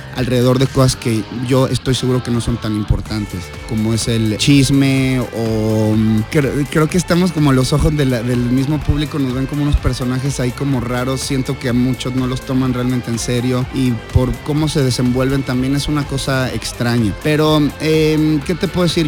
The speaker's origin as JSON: {"language": "Spanish", "country": "Mexico", "said": "como mexicanos"}